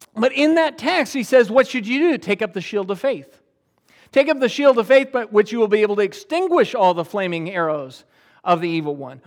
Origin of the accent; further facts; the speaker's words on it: United States; I'm an American